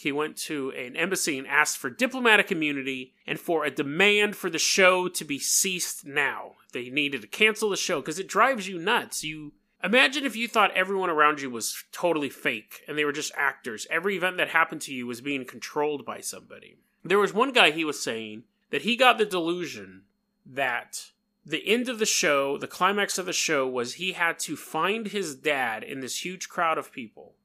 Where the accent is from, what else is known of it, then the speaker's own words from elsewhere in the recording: New York, United States; accent: New York; my New York accent